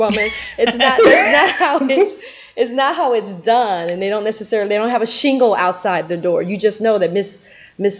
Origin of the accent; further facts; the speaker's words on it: Memphis, Tennessee, United States; I grew up, of course, in Memphis in the South